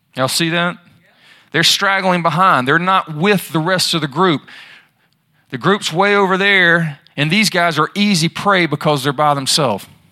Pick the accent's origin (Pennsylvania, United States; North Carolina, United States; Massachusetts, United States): North Carolina, United States; Charlotte; I'm from Charlotte